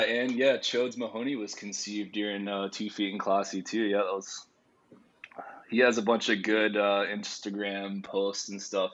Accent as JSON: {"language": "English", "region": "Virginia", "country": "United States", "tie": "born or raised there", "also_born_or_lived": "Mexico", "moved": "as an adult", "lives_now": "Charleston, United States", "said": "I grew up in Virginia and moved here in 2010"}